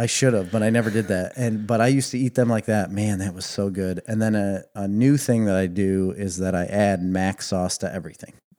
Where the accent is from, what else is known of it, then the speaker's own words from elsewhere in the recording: Midwest, United States; We are coming from the Midwest